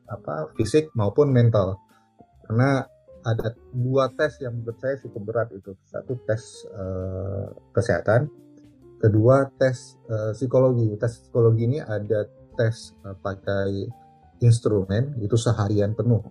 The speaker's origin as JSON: {"language": "Indonesian", "region": "Aceh", "country": "Indonesia", "moved": "as an adult", "lives_now": "Jeddah, Saudi Arabia", "said": "saya itu asalnya dari, dari Aceh"}